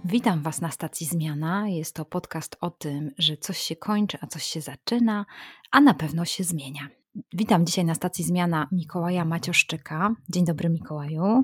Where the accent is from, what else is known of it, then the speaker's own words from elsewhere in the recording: Warmian-Masurian Voivodeship, Poland; pochodzę z Warmii